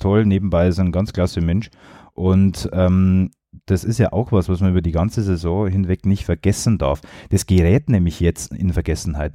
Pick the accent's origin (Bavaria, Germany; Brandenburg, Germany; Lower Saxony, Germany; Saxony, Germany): Bavaria, Germany; Regensburg; als gebürtiger Regensburger, als Jahn-Fan seit Kindertagen